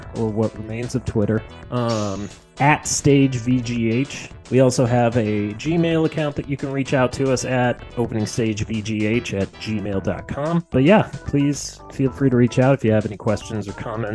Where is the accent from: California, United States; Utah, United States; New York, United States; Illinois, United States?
Illinois, United States; Peoria; now in Chicago, United States; the town I grew up in, Peoria, Illinois